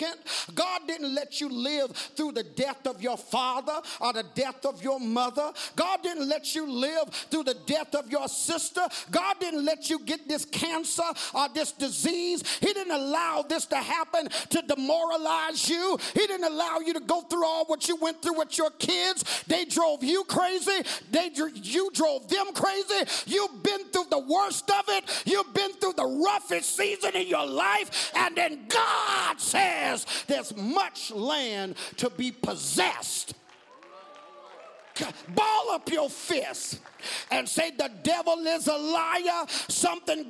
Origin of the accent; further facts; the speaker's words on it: Georgia, United States; I'm from Georgia.